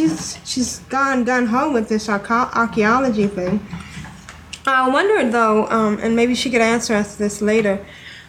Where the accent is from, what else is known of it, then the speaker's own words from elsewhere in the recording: New England, United States; you can tell I'm from New England